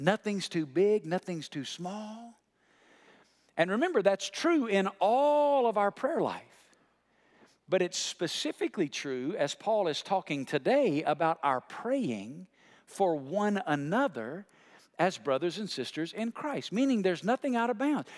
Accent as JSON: {"language": "English", "region": "Alabama", "country": "United States", "tie": "born or raised there", "said": "where I come from in Alabama"}